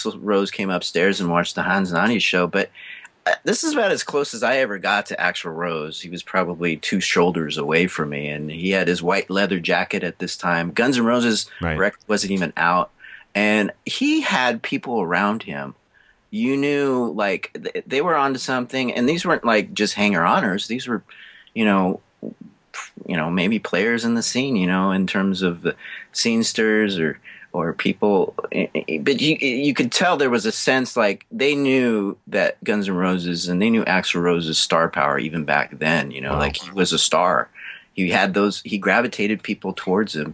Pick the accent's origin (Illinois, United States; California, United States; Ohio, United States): California, United States; Redlands; now in Huntington Beach, United States; I grew up in Redlands, California, which is 60 miles east of Los Angeles